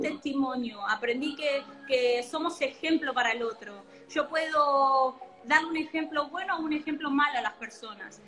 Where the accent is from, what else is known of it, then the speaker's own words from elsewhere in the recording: Argentina; si bien amo mi país, amo Argentina